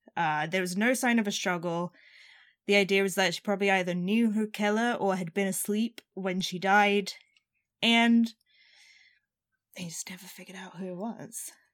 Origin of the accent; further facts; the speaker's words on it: Arizona, United States; I'm from Arizona